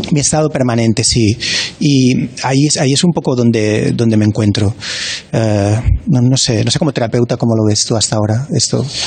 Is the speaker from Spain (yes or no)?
yes; Barcelona, Catalonia, Spain; soy de Barcelona